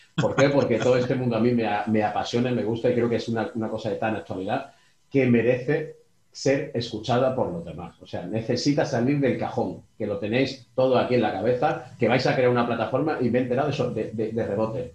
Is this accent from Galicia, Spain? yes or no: no; Málaga, Andalusia, Spain; yo soy de Málaga